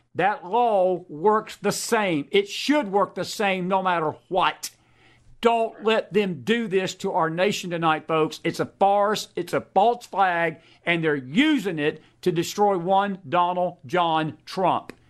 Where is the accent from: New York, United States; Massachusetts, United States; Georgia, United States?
Georgia, United States; my home state of Georgia